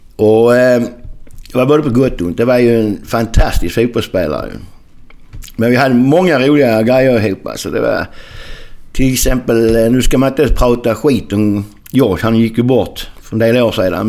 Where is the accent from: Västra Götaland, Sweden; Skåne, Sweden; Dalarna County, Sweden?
Skåne, Sweden; accent: Skånska; moved away as an adult; also born or lived in Landskrona / Melbourne, Australia / San Jose, United States